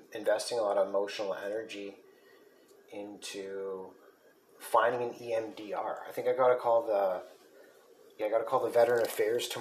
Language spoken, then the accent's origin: English; Sault Ste. Marie, Ontario, Canada; I'm from Sault Ste. Marie.